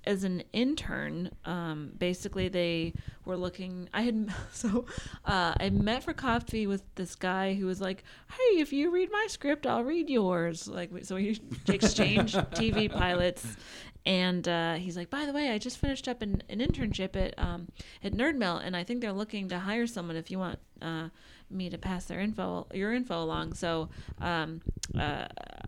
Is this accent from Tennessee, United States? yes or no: no; rural western Pennsylvania, United States; moved away as an adult; also born or lived in Boston / New York City; now in Los Angeles, United States; I grew up in rural western Pennsylvania